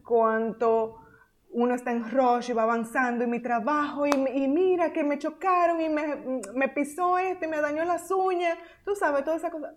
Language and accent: Spanish; Dominican Republic; moved away as an adult; also born or lived in United States / Nicaragua; Nosotras somos dominicanas